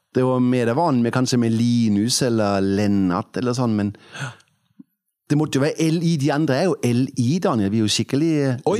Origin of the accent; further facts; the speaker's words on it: Denmark; Norwegian is a second language; moved away as an adult; also born or lived in Kvinesdal, Norway; now in Oppdal, Norway; Jeg er født i Danmark da jeg var 20 eh, én år gammel flyttet jeg til eh, Sadensdal.